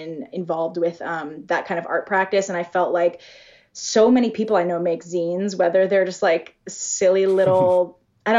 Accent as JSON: {"language": "English", "area": "outside of Boston", "region": "Massachusetts", "country": "United States", "also_born_or_lived": "Seattle", "moved": "as an adult", "said": "I'm originally from the East Coast, from outside of Boston."}